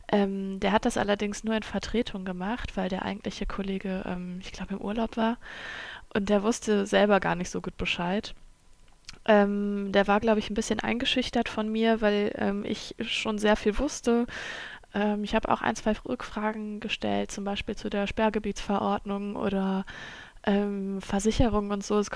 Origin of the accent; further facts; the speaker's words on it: Germany; first language German; ich bin in Deutschland aufgewachsen und ähm, das ist meine Muttersprache.